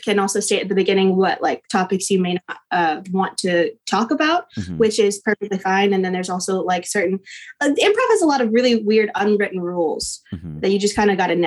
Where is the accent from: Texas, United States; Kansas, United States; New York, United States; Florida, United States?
Kansas, United States; Abilene; moved away as an adult; also born or lived in Wichita, Kansas; now in Dallas-Fort Worth, United States; I moved to Abilene when I was probably 10, maybe